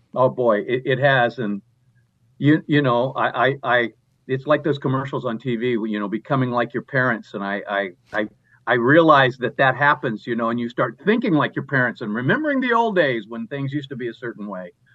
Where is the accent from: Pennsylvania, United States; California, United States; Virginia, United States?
California, United States; Southern; I grew up in Southern California